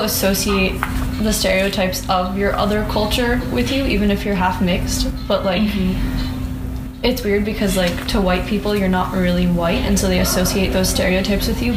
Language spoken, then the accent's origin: English; United States; I grew up in America, so I always primarily thought of myself as American